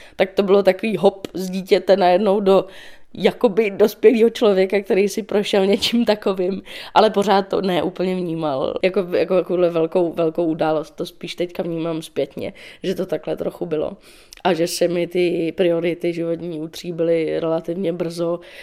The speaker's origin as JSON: {"language": "Czech", "town": "Dobřichovice", "region": "Central Bohemian Region", "country": "Czechia", "moved": "yes", "lives_now": "Prague, Czech Republic", "said": "Já jsem uh, z Dobřichovy, což je kousíček od Prahy."}